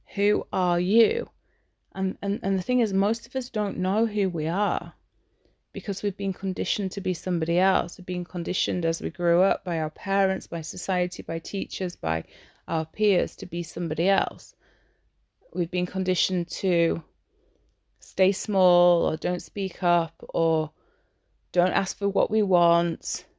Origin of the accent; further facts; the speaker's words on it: Yorkshire and the Humber, United Kingdom; I'm English. I'm from Yorkshire.